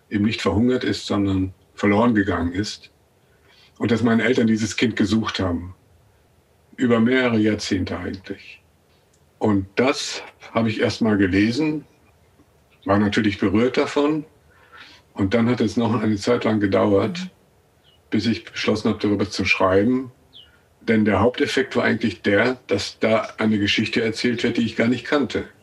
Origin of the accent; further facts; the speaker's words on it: North Rhine-Westphalia, Germany; ein gewisses Außenseitergefühl in Ostwestfalen, wo ich aufgewachsen bin, und ein starkes Bewusstsein davon, dass es da zwei Bevölkerungsgruppen gab, die Einheimischen und die Nicht-Einheimischen, die ehemaligen Vertriebenen.